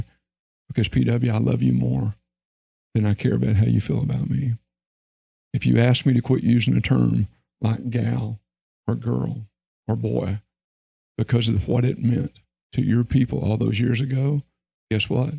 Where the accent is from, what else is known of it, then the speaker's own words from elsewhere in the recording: Texas, United States; I was raised in Texas